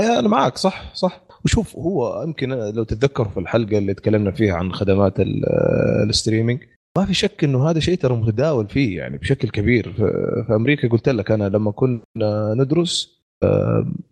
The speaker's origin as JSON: {"language": "Arabic", "country": "Saudi Arabia", "said": "عندنا في السعوديه"}